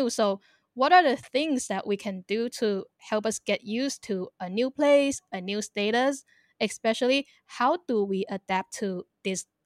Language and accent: English; Guangdong, China; Even though I am a Chinese and I can speak Cantonese. Like my family, we are from the Canton area.